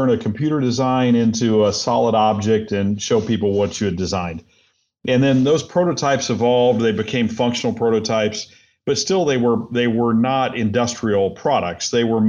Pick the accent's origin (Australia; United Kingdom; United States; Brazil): United States; Indiana; also born or lived in Minnesota; No, I'm from Indiana originally. We lived all over the place, but most recently up in Minnesota. Yeah, I was up there for 9 years